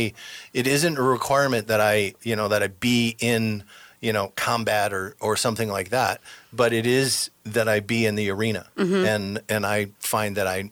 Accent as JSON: {"language": "English", "town": "Detroit", "region": "Michigan", "country": "United States", "tie": "born or raised there", "moved": "yes", "said": "I'm from Michigan. I grew up in the Detroit area."}